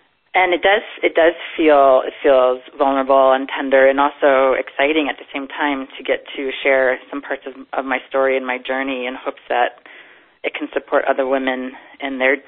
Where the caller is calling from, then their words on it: Boulder, Colorado, United States; I am calling from Boulder, Colorado.